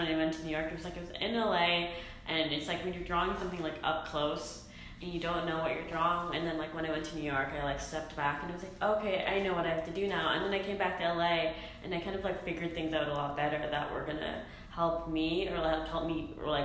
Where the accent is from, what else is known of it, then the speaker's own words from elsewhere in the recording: Canada; now in Los Angeles, United States; I was born and raised in Canada